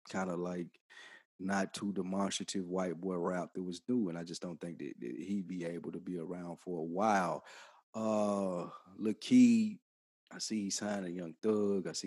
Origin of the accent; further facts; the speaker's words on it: New York City, New York, United States; I'm from Brooklyn.